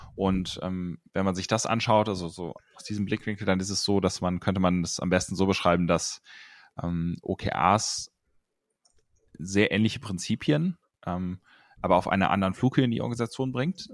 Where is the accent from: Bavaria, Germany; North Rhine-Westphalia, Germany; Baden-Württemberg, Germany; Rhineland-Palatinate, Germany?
North Rhine-Westphalia, Germany; near Cologne; now in Munich, Germany; ich komme eigentlich aus, ähm, aus der Nähe von Köln, aus dem Rheinland